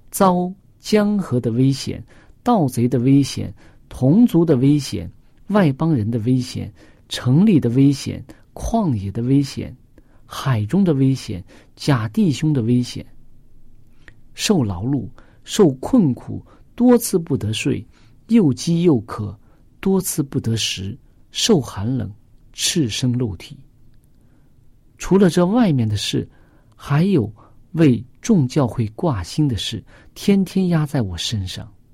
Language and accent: Chinese; China; 我们中国人